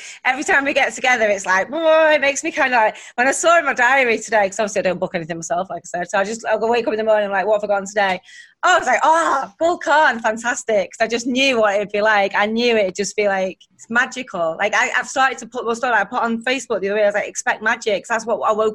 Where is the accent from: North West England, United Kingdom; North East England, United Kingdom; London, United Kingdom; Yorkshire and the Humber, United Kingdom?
North West England, United Kingdom; Warrington; Warrington, it's my hometown, northern town